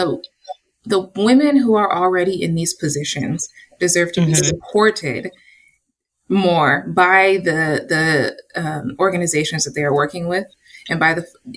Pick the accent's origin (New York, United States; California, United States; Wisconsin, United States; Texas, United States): California, United States; Antioch; also born or lived in Oakland, California; I was born in Oakland, California, raised in Antioch, so I'm a little suburb baby